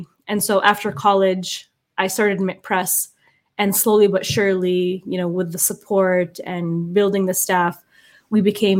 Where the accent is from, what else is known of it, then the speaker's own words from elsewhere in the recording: United States; also born or lived in Jerusalem, Palestine; as an American, having lived in Palestine, living in Jerusalem